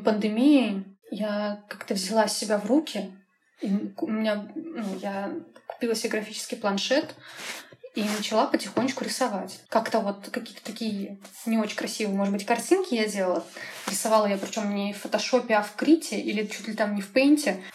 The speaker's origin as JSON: {"language": "Russian", "town": "Chernyakhovsk", "region": "Kaliningrad Oblast", "country": "Russia", "tie": "born or raised there", "moved": "yes", "said": "я вообще из Калининградской области. Я закончила школу в городе Черняховск"}